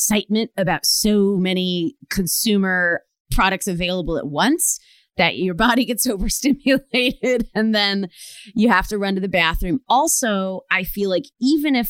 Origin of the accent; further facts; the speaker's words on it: Rochester, Michigan, United States; now in California, United States; the Detroit suburbs, I'm from Rochester, Michigan